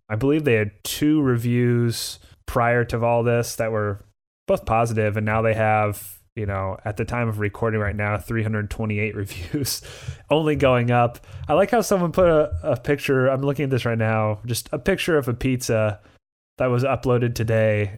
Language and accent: English; Indiana, United States; I'm from Indiana.